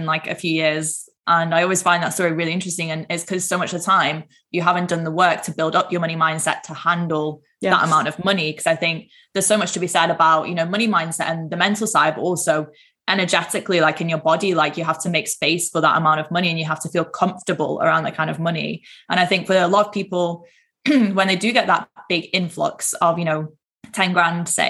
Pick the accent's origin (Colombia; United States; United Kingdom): United Kingdom; Manchester, North West England; I'm from up north, I'm from Manchester